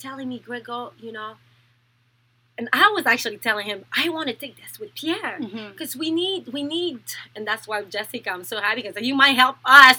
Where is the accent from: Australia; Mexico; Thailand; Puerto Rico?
Thailand; born there; I was born in Thailand. I was adopted when I was 2 weeks old by a French father and a French Canadian mother